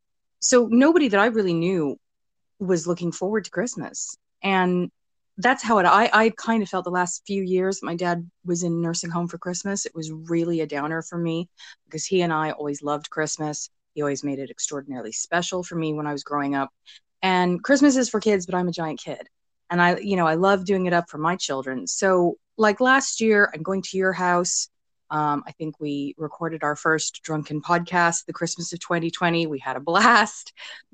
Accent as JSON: {"language": "English", "country": "United States", "said": "being American"}